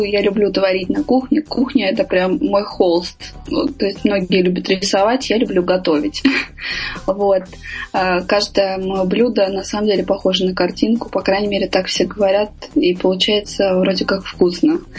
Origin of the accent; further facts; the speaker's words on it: Armenia; Я армянка, это очень традиционная национальность которая э, приняла христианство самое первое в мире как э, полное государство, затем были Греция и Израиль.